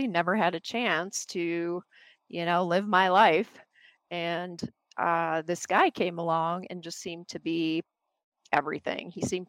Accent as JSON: {"language": "English", "region": "North Dakota", "country": "United States", "tie": "born or raised there", "also_born_or_lived": "Wisconsin / Wyoming", "moved": "as an adult", "lives_now": "Phoenix, United States", "said": "I grew up in the Midwest, originally born in North Dakota, moved to Wisconsin, then lived in Wyoming, just, you know, kind of a country girl living the simple life."}